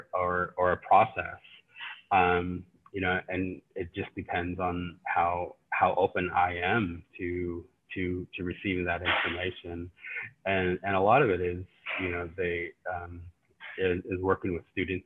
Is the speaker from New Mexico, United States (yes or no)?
yes; New Mexico, United States; now in Norman, United States; I am Navajo, and I grew up in New Mexico, and I currently am residing in Norman, Oklahoma